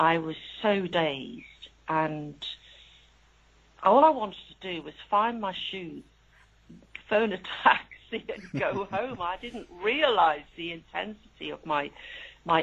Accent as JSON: {"language": "English", "town": "Liverpool", "region": "North West England", "country": "United Kingdom", "also_born_or_lived": "Leeds", "moved": "as an adult", "said": "I'm from Liverpool."}